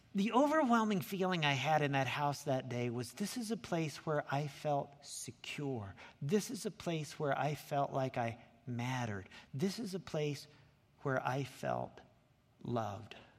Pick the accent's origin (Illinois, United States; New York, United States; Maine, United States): Illinois, United States; Lincoln; now in Anaheim, United States; I grew up down in Lincoln, Illinois.